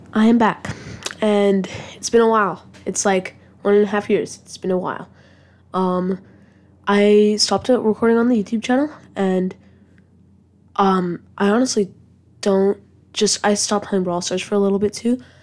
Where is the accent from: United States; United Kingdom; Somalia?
United Kingdom; England; I am English